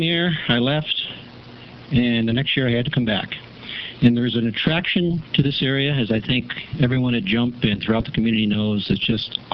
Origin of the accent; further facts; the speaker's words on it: United States; accent: American; moved away as an adult; now in Powell River, Canada; I'm American as soon as I open my mouth